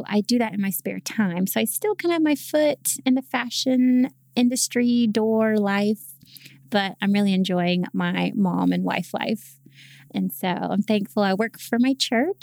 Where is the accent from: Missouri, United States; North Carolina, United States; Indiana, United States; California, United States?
North Carolina, United States; Charlotte; also born or lived in Greensboro, North Carolina; I'm from Charlotte, North Carolina, and I just recently moved back home